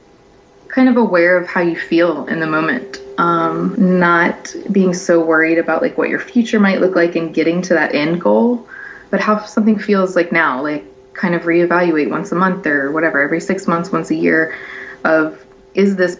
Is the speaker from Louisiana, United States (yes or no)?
yes; Louisiana, United States; moved away; I'm from Louisiana